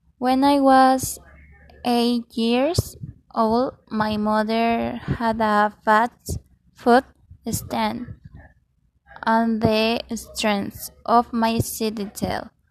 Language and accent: English; Ecuador; I'm from Ecuador.